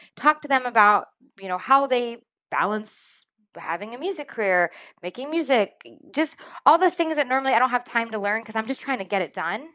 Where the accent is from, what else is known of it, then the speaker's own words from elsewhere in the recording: Rhode Island, United States; I'm, I'm originally from Rhode Island. I was born in Rhode Island.